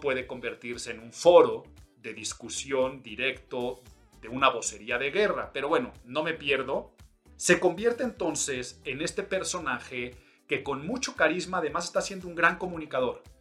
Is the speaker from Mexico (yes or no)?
yes; Mexico; soy mexicano